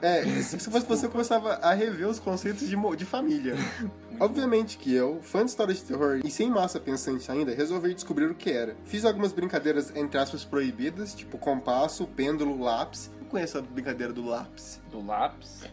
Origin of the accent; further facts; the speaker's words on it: Minas Gerais, Brazil; eu também sou de Minas